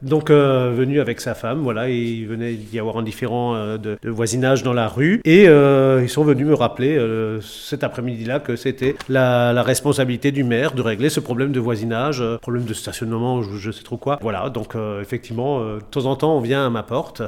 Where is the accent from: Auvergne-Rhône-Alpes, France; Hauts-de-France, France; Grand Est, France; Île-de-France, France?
Grand Est, France; Matzenheim; je suis natif de, de Matzenheim